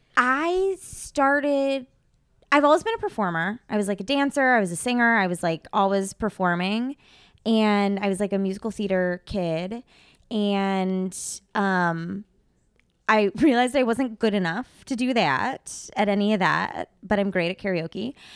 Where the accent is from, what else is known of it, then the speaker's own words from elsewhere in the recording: Midwest, United States; moved away; that's where I grew up